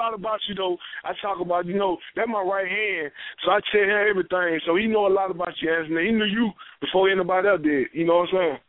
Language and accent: English; Elbert County, Georgia, United States; EC, my hometown